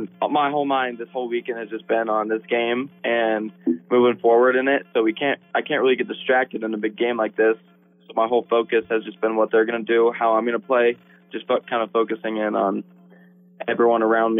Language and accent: English; Colorado, United States; We weren't good enough. We're from the Western Slope.